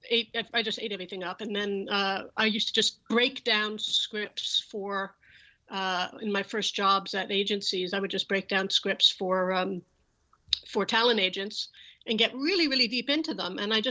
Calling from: Los Angeles, California, United States; I am in Los Angeles, California.

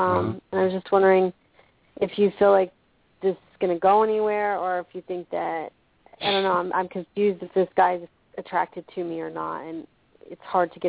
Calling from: Clearwater, Florida, United States; I was calling from Clearwater, Florida.

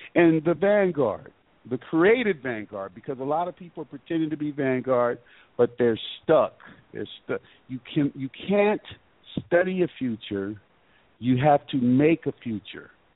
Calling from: Georgia, United States; I'm calling from Georgia.

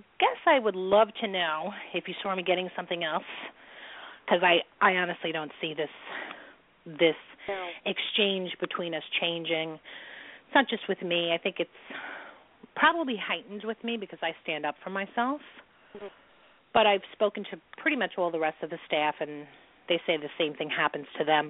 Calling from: New York, United States; I'm calling from New York.

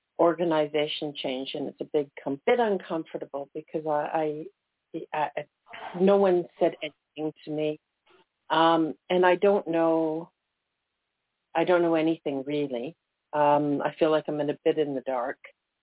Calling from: Toronto, Ontario, Canada; I'm calling from Toronto.

